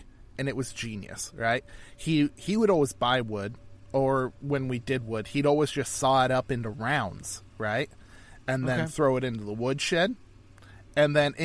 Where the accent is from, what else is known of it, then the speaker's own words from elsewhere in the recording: North Idaho, United States; Growing up in North Idaho, a lot of people use wood heat because wood is plentiful.